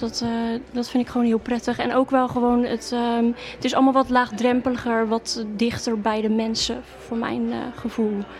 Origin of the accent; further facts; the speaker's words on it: Waddinxveen, South Holland, Netherlands; now in Gouda, Netherlands; toen ik jong was altijd in Wanniksveen gewoond